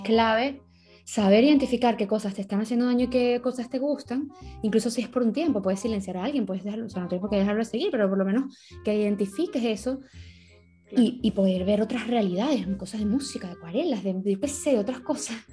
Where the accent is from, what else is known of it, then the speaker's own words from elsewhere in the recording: Venezuela; now in Spain; yo me crié en Venezuela, yo soy venezolana y mis abuelos son españoles